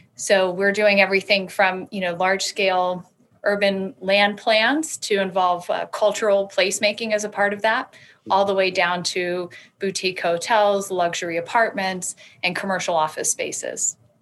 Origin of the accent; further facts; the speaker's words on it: Alabama, United States; moved away as an adult; also born or lived in Colorado; I'm a, a, Southern woman. I grew up in Alabama and I moved when I was 18 out west to Colorado